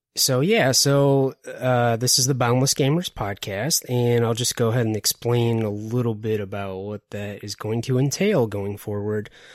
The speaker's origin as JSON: {"language": "English", "town": "Detroit", "region": "Michigan", "country": "United States", "said": "I'm originally from Detroit"}